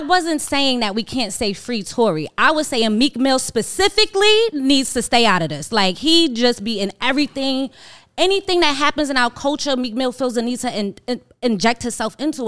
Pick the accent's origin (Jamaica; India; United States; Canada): United States; New York; I'm from New York